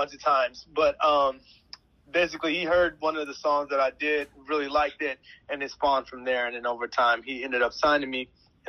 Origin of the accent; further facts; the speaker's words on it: Chicago, Illinois, United States; I'm from Chicago